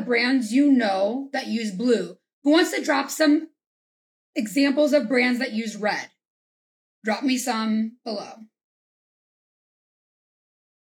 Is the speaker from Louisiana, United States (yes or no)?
yes; Louisiana, United States; I'm from Louisiana